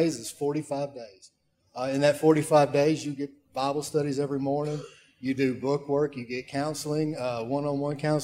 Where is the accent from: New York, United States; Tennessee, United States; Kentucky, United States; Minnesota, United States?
Tennessee, United States; Waverly; my hometown of Waverly, Tennessee